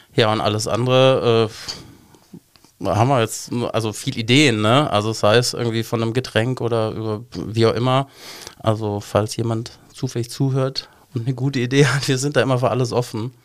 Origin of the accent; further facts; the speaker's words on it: Munich, Bavaria, Germany; moved away as an adult; now in Cologne, Germany; ich bin eigentlich Münchner